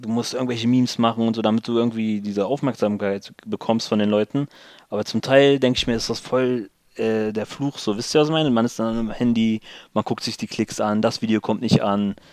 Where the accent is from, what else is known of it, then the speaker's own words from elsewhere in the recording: Lower Saxony, Germany; ich würde mehr sagen Deutsch, äh, weil ich im östlichen Ringgebiet eigentlich nur unter Deutschen groß geworden bin.